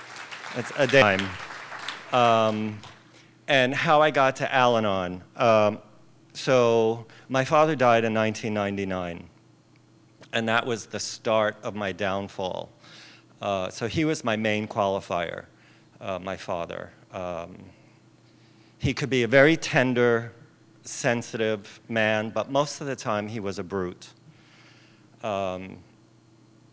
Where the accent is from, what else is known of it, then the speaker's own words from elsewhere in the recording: Long Island, New York, United States; I grew up on Long Island, where everybody talks like this